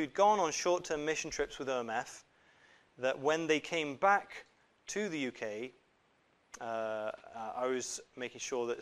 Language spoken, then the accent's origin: English; Japan; now in United Kingdom; I was born in Japan and grew up in Japan